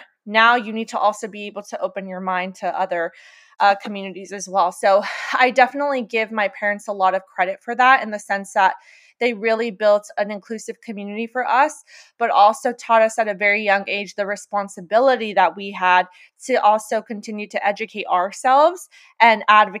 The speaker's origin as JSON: {"language": "English", "town": "West Covina", "region": "California", "country": "United States", "tie": "born or raised there", "also_born_or_lived": "Walnut, California / La Puente, California", "said": "So I was born and raised in West Covina, Walnut as well."}